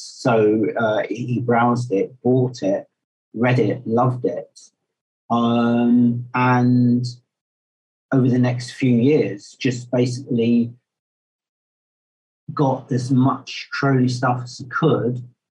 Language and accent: English; Bedford, East of England, United Kingdom; moved away as an adult; now in London, United Kingdom; I was born in the August year of 1951 in Bedford, moved up to London 1987.